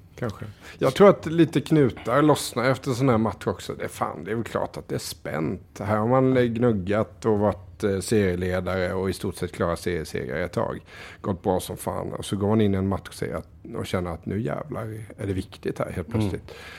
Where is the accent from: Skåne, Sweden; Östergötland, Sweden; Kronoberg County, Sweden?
Kronoberg County, Sweden; Diö